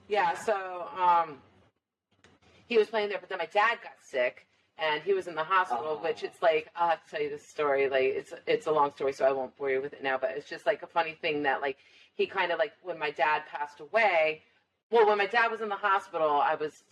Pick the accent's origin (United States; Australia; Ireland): Ireland; And I'm Irish, so I like to drink